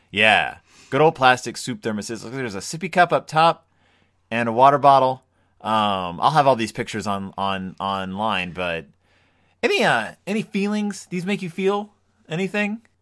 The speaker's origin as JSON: {"language": "English", "town": "Spring", "region": "Texas", "country": "United States", "tie": "born or raised there", "said": "in Spring, Texas, where I grew up"}